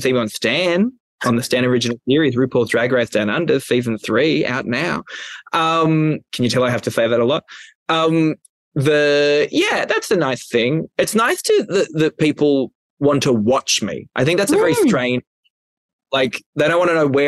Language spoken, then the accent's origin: English; Newcastle, New South Wales, Australia; moved away as an adult; I'm from Newcastle, Australia. It's a lovely place to live, but I don't recommend it for 19 years. 19 years between the years of 1990 to 2009.